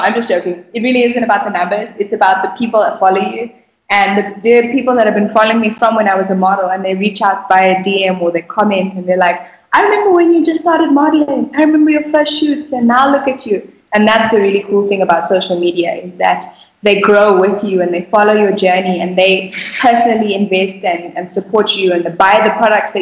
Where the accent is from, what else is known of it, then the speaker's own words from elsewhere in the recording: Bulawayo, Zimbabwe; moved away; also born or lived in Harare; my hometown of Bulawayo, is that I had such a pure childhood.